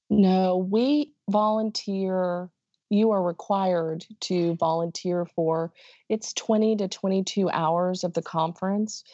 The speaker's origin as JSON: {"language": "English", "town": "Dallas", "region": "Texas", "country": "United States", "said": "I'm from the Dallas area"}